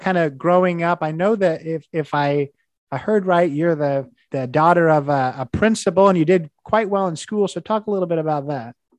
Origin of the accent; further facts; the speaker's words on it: Indiana, United States; I'm from Indiana. I would have told you, you know, as an IU grad